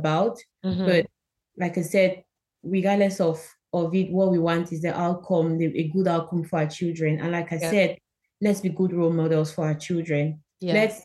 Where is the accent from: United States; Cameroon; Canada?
Cameroon; moved away as an adult; now in United Kingdom; I'm originally from Cameroon, where I studied